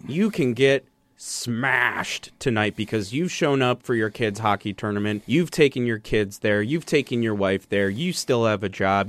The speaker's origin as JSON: {"language": "English", "region": "Wisconsin", "country": "United States", "tie": "born or raised there", "said": "growing up in Wisconsin"}